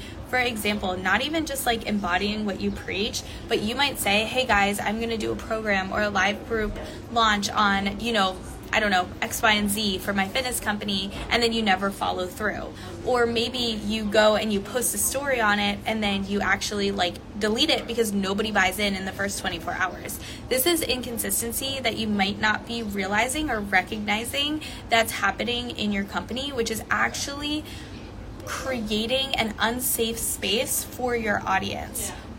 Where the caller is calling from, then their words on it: New Zealand; Hello, hello. I am coming here from New Zealand.